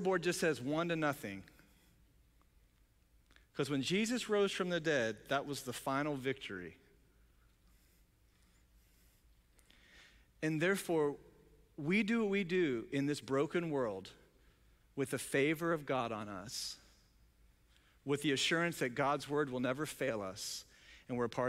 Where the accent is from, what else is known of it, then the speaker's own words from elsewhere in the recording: Ohio, United States; we're from Ohio, we're north of the Mason-Dixon line